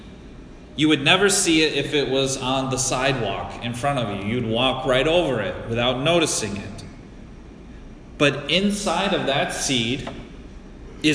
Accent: United States; I'm American

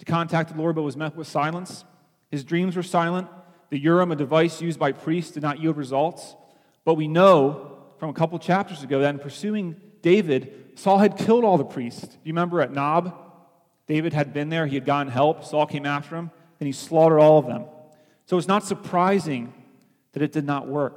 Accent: Philippines; now in United States; growing up in the Philippines

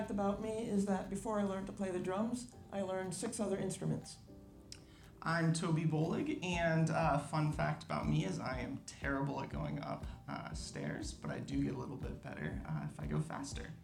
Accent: Florida, United States; Growing up in Florida in eternal summer, I just really value the seasons that New Jersey offers.

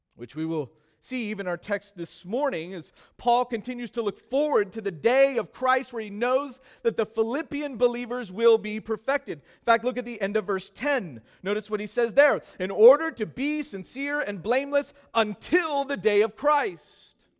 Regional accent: California, United States; Growing up in California, this became, obviously, one of my favorite foods

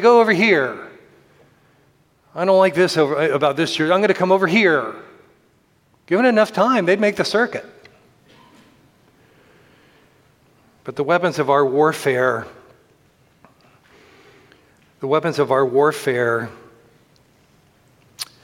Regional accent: Tampa, Florida, United States; moved away; I grew up in Tampa Bay in the Gulf of Mexico.

